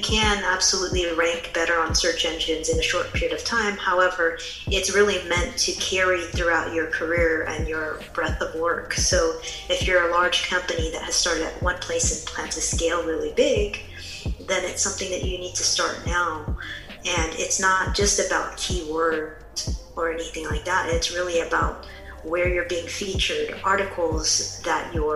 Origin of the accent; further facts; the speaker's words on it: San Francisco Bay Area, California, United States; I'm from the San Francisco Bay Area